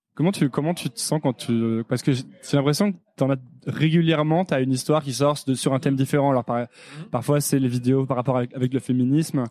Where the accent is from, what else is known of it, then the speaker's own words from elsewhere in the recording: Savoie, Auvergne-Rhône-Alpes, France; also born or lived in Paris; J'ai grandi dans un village en Savoie